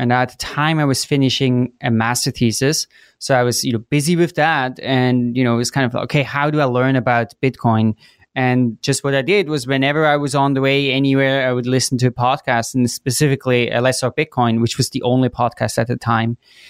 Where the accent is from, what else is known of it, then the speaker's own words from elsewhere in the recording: Switzerland; moved away as an adult; also born or lived in Chicago, United States; So I grew up in Switzerland, and then after high school, I went to the US for college. So I went to Chicago